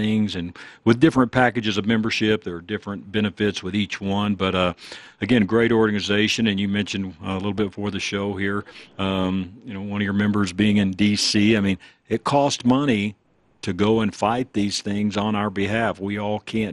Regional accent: Dallas, Texas, United States; now in Colorado, United States; I grew up in Dallas

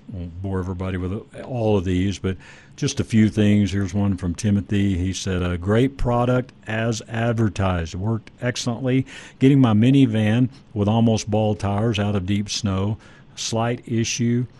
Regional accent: Dallas-Fort Worth area, Texas, United States; I grew up in the Dallas-Fort Worth area

